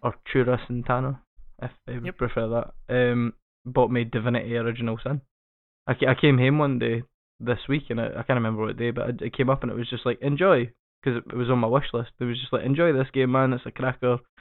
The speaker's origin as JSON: {"language": "English", "region": "Scotland", "country": "United Kingdom", "said": "I fucking hate being Scottish"}